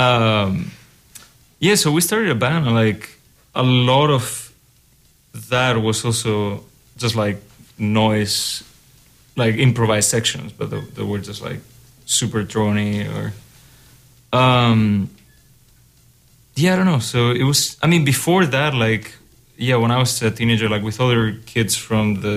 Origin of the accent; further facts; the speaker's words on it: Spain; moved away as an adult; also born or lived in Germany; now in Iowa City, United States; I'm from Spain.